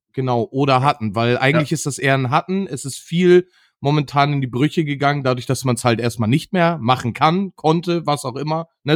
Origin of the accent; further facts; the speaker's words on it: Northern Germany, Germany; hier bei uns in Norddeutschland